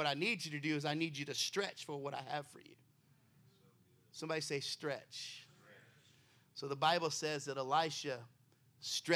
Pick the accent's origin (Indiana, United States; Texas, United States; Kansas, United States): Texas, United States; now in Baltimore, United States; I'm originally from Texas